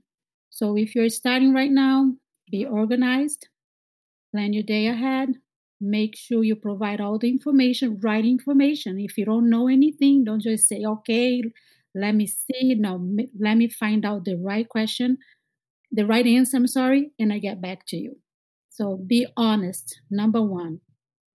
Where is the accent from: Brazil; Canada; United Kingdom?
Brazil; moved away as an adult; now in Boston, United States; I am from Brazil